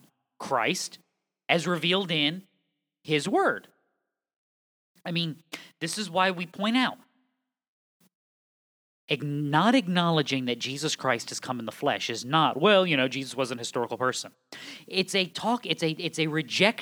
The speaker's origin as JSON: {"language": "English", "region": "New England", "country": "United States", "said": "I'm from New England. We say guys about everybody."}